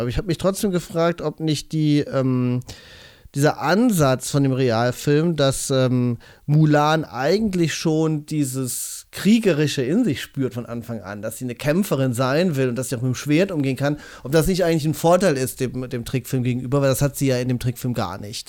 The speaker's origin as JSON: {"language": "German", "town": "Cologne", "region": "North Rhine-Westphalia", "country": "Germany", "said": "wir als Kölner Jungs"}